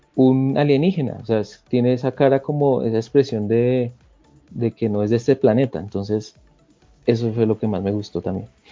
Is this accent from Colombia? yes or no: yes; Bogotá, Colombia; soy de Colombia, de Bogotá.